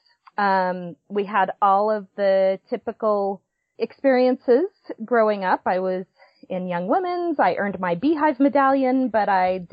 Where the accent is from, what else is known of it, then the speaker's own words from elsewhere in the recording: Provo, Utah, United States; I was born in Provo, Utah, and have spent most of my life in Utah County.